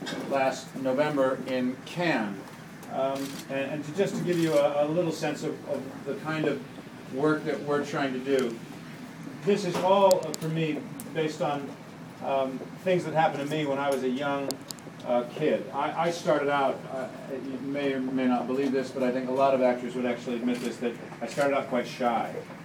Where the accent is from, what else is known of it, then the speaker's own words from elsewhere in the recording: Los Angeles, California, United States; And I grew up here in Los Angeles. I'm a kid from the Valley. I went to Chatsworth High.